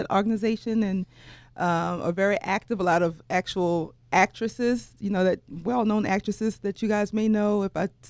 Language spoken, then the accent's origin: English; New Orleans, Louisiana, United States; I went to UNO because I'm from New Orleans, and I stayed home and attended college